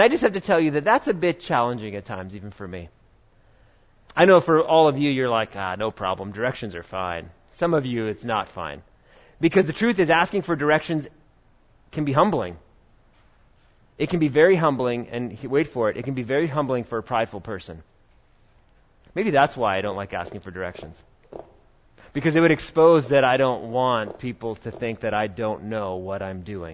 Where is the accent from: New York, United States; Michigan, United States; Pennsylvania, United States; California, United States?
New York, United States; When I was growing up in New York